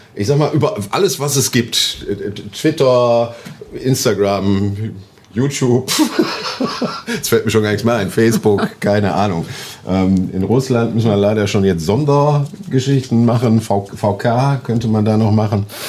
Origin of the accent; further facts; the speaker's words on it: Oberhausen, North Rhine-Westphalia, Germany; in meiner Heimatstadt in Oberhausen